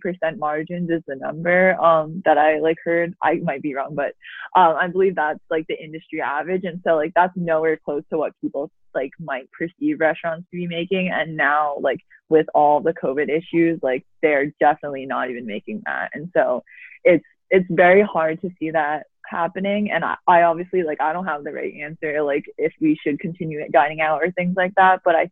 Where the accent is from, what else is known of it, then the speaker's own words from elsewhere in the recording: New Jersey, United States; now in Boston, United States; we are both from New Jersey.